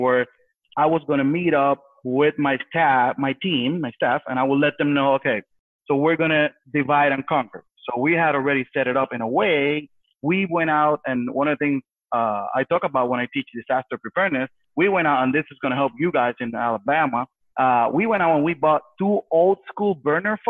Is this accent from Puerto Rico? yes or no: yes; Puerto Rico; being born and raised on Puerto Rico, in the island, we've been through hurricanes